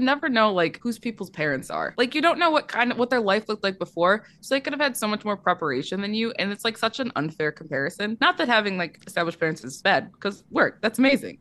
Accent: Michigan, United States; I went to school in Michigan. I'm from Michigan.

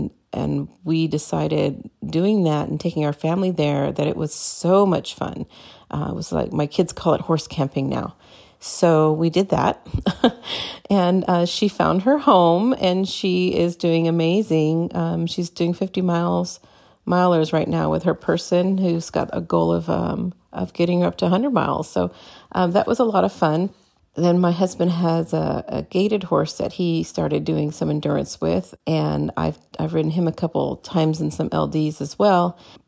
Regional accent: Southern California, United States; moved away; also born or lived in Maryland; Both of us grew up with horses. I grew up in Southern California, been riding my whole life, did a lot of hunter and jumpers.

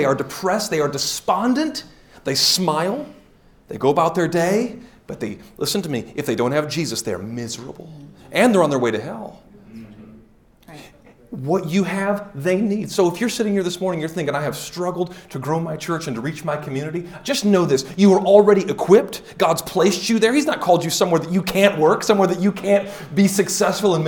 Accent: Detroit, Michigan, United States; also born or lived in Woodhaven, Michigan / Nashville, Tennessee; I'm from Detroit

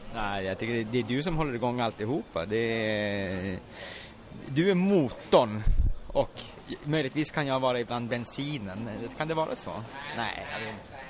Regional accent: Luleå, Norrbotten County, Sweden; jag är från Luleå själv

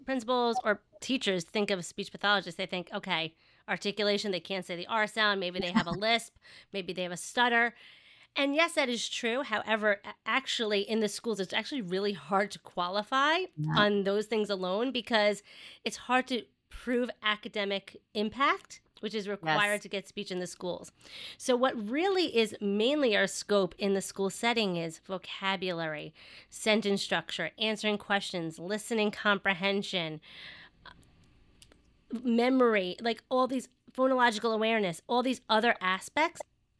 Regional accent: New York, United States; accent: Long Island; Yes, if you cannot tell by my thick Long Island accent, yes, I am from New York.

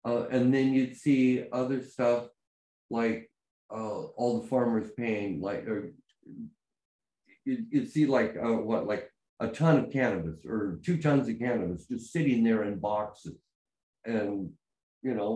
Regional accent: Ontario, Oregon, United States; my hometown, Hot Box in Ontario, Oregon, which is right next to Idaho.

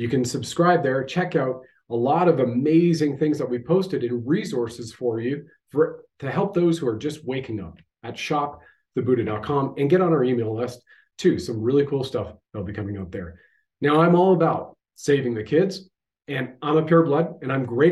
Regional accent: Canada

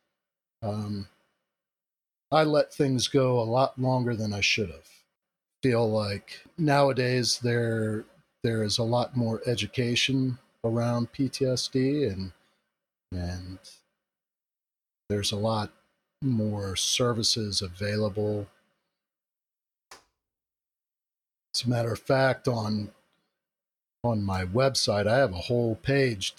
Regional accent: Central Florida, United States; I was born and raised in Central Florida

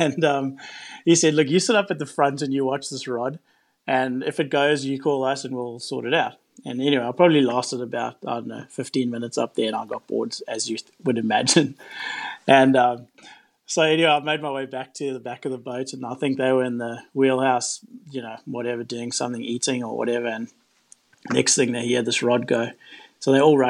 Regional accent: Durban, KwaZulu-Natal, South Africa; now in Mackay, Australia; I was born in Durban, which is on the east coast of South Africa

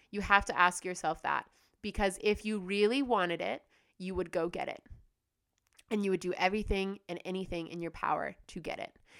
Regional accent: United States; also born or lived in Australia / Bali; now in Indonesia; I'm from the United States

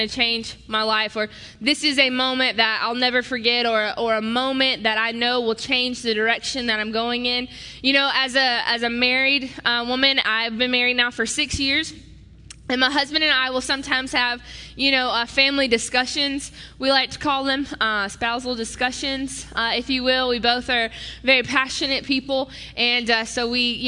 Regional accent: the South, United States; moved away as an adult; now in Wisconsin, United States; I'm from the South

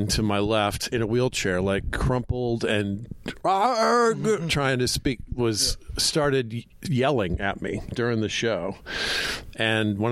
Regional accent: Atlanta, Georgia, United States; I'm from Atlanta, so my early stand-up days were driving around the South

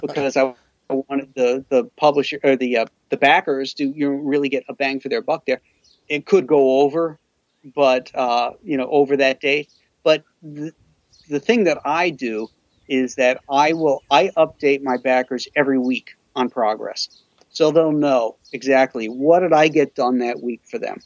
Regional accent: Florida, United States; now in Buffalo, United States; I grew up in Florida too

